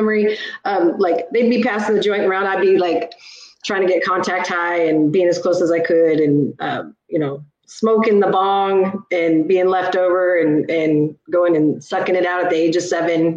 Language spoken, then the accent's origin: English; Georgetown, California, United States; also born or lived in Ridgecrest, California; now in Sacramento, United States; they moved up to Georgetown, California, mm-hmm. small little mountain town in Northern California. Okay. And that's where I was raised.